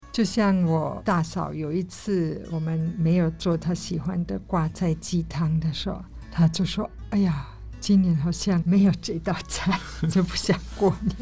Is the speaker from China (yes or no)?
no; Germany; Chinese is a second language; moved away as an adult; now in Taiwan; 我来自德国